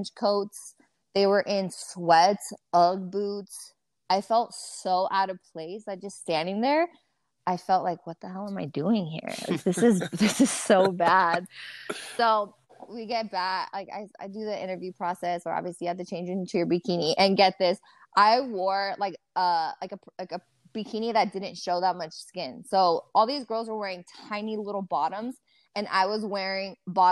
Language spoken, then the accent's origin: English; Reno, Nevada, United States; moved away as an adult; now in Las Vegas, United States; I'm from Reno, Nevada